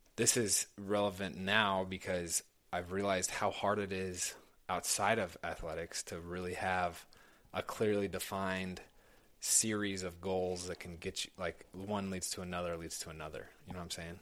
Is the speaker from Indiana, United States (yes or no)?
yes; Indianapolis, Indiana, United States; I grew up in Indianapolis